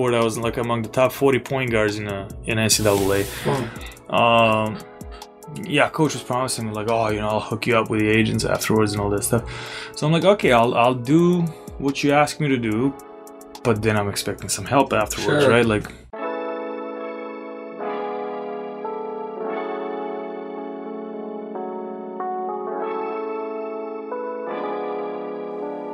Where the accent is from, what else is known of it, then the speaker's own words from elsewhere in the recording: Belgrade, Serbia; moved away; I'll speak for Belgrade, for my hometown